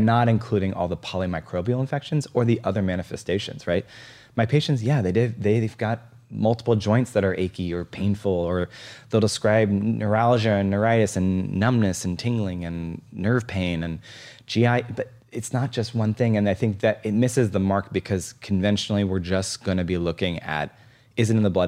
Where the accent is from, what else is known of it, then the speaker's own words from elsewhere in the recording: East Coast, United States; now in Seattle, United States; I grew up on the East Coast